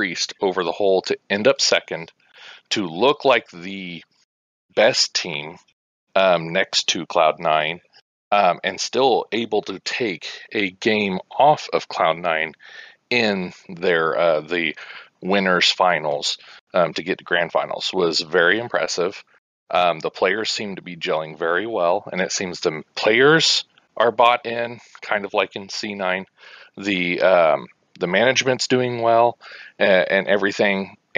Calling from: Hutchinson, Kansas, United States; Hutchinson, Kansas.

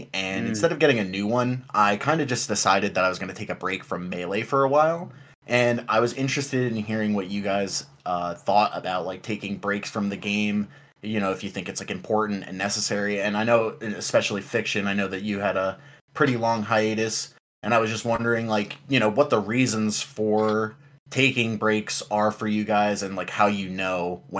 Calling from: New Jersey, United States; I'm from New Jersey.

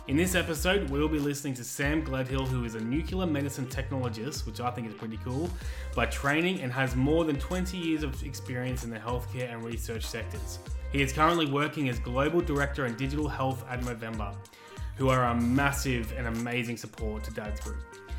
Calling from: Albury-Wodonga, Australia; I'm from Albury-Wodonga, still.

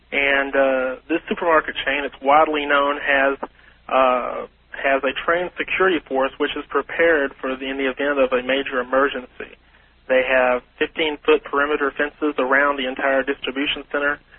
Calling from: Longview, Texas, United States; I'm calling from Longview, Texas.

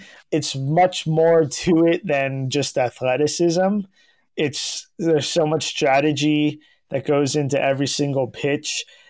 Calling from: California, United States; I am joining you from California

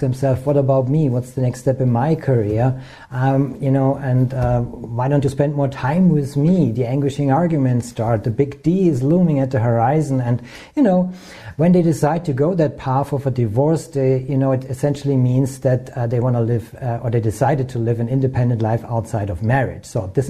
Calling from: near Munich, Bavaria, Germany; I'm calling in from Germany, and it's in the south, from a small lake, beautiful lake, close to Munich, and it's in the south and also close to the Alps.

